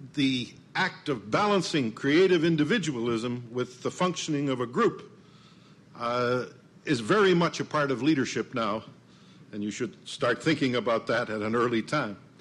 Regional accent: Medicine Hat, Alberta, Canada; moved away; I was visiting my hometown. It's a little town on the prairies, Canadian prairies, called Medicine Hat

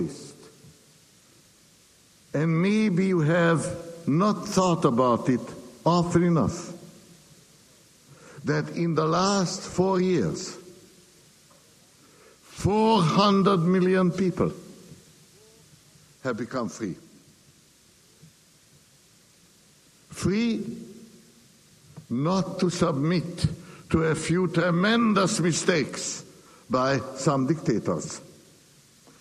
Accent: Hungary; now in United States; I was born in Hungary. For more than half a century, I could not and did not get back to visit my native land

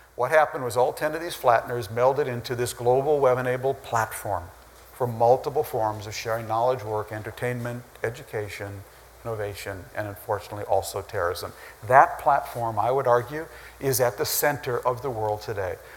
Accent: Minnesota, United States; growing up in Minnesota

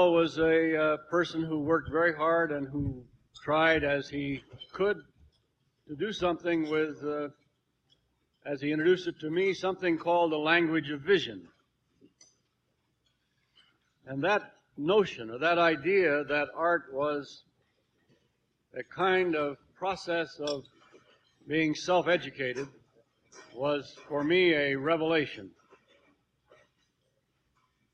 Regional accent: California, United States; also born or lived in Arizona; raised most of the time in California.

